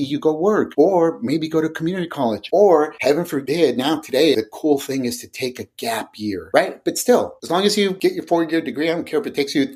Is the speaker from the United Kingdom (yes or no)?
no; San Francisco Bay Area, California, United States; also born or lived in Riverside, California / Mexico; we ended up relocating to the San Francisco Bay Area, which is where I live and I've grown up